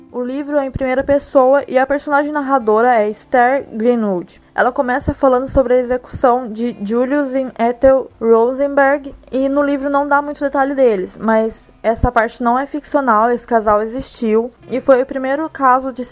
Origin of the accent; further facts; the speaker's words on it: Minas Gerais, Brazil; dona de um sotaque que poderia muito bem ter sido criado pelo Dr. Frankenstein, já que eu sou mineira, moro no Rio Grande do Sul há 4 anos